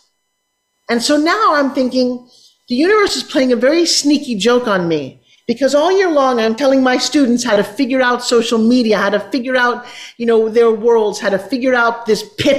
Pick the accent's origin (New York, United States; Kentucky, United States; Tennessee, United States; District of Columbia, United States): New York, United States; New York City; I grew up in New York City where you need to take an elevator